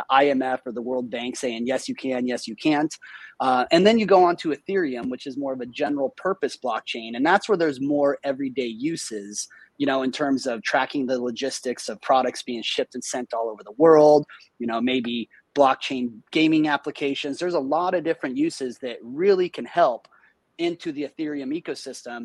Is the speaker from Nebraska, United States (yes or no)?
yes; Nebraska, United States; I'm from Nebraska